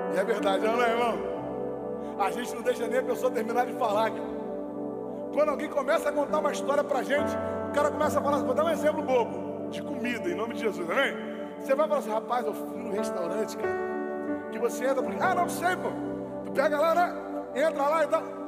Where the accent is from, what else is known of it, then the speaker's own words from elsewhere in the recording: Rio de Janeiro, Brazil; a gente é carioca, irmão, a gente é fluminense, a gente é criado no Rio